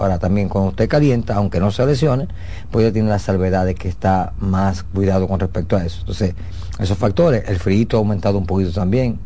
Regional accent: Dominican Republic; nosotros como dominicanos

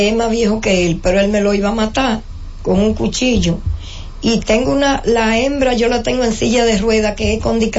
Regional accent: Boca Chica, Distrito Nacional, Dominican Republic; Yo vengo de André Bocachica.

